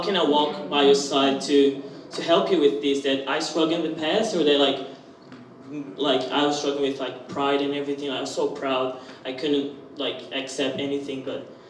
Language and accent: English; Brazil; moved away as an adult; now in Australia; I'm from Brazil and I'm this year here in Australia.